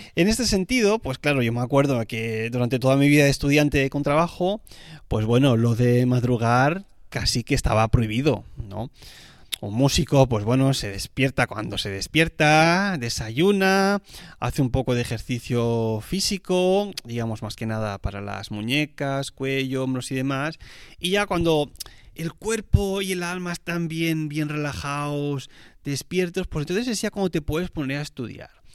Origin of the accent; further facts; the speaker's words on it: Spain; como español que soy